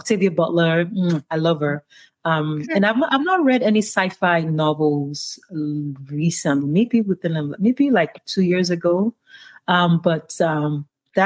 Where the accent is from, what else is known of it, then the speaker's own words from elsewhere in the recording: Ibadan, Oyo, Nigeria; moved away as an adult; now in United States; I grew up in Ibadan